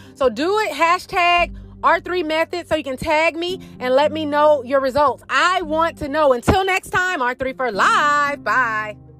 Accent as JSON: {"language": "English", "town": "St. Louis", "region": "Missouri", "country": "United States", "moved": "yes", "said": "I'm originally from St. Louis, which is a show me state"}